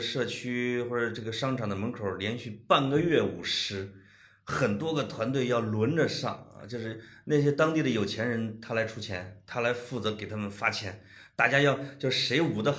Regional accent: northern China, China; 啊、也可能咱俩是北方人啊，感受比较强烈，因为北方的节日消亡的比较快。

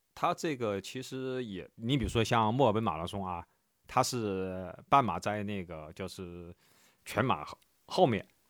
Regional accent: Wuhan, Hubei, China; moved away; 一六年我当时回武汉，当时就跟，因为我，我是武汉人嘛

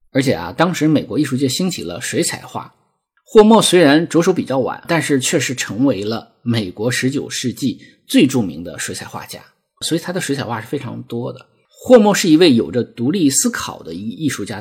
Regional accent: a state farm in the Lesser Khingan, Heilongjiang, China; moved away; 我生在黑龙江小兴安岭的一个国营农场，啊，其实也是一个有山有河有草地的一个很美很美的小地方

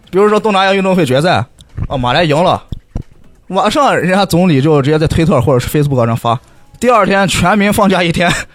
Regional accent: China; moved away; 我们是，China，China

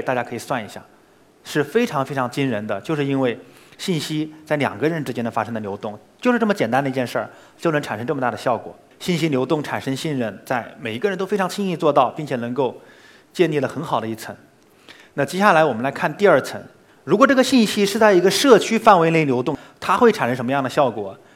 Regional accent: Hangzhou, Zhejiang, China; 比如说西湖， 我肯定 逛了，从小到大我逛了无数圈儿了

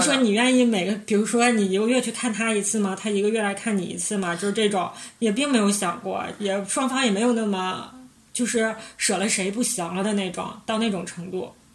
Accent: Northeast China, China; 我们是三个来自东北的 ladies

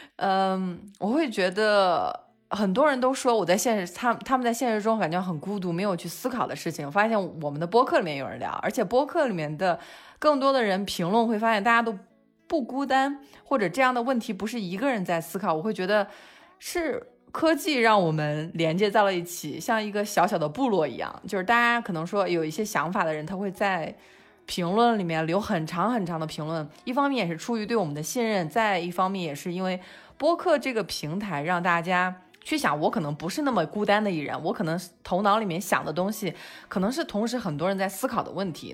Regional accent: China; moved away; also born or lived in London; 我们中国人

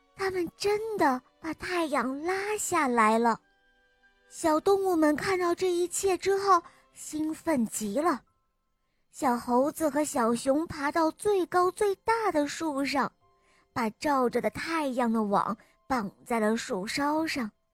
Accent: Zhejiang, China; 我今年四岁了，我来自浙江

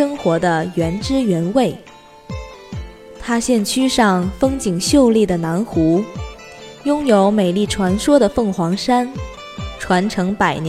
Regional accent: Tangshan, Hebei, China; 我的家乡唐山

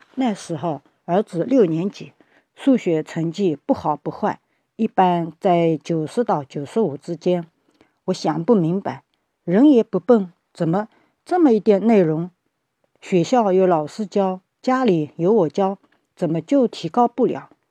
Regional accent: Shaoxing, Zhejiang, China; 我是来自浙江绍兴的

